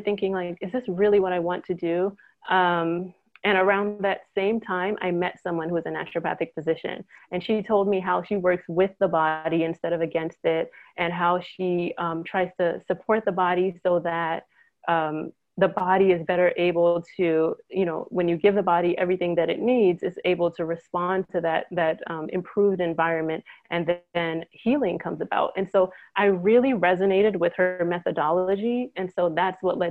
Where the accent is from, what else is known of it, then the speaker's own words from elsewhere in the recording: Trinidad & Tobago; now in United States; I was born in Trinidad, so I grew up in the Caribbean.